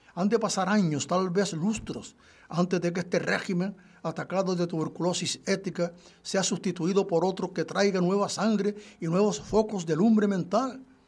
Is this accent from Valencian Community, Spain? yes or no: no; Guanche, Canary Islands, Spain; yo soy guanche, sí, sí, guanche, en un 100%, yo procedo de Cumbreros